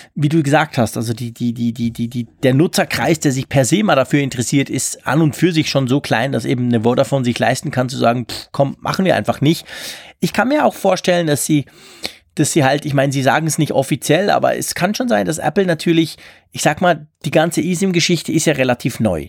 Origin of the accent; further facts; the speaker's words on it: Switzerland; Bei uns in der Schweiz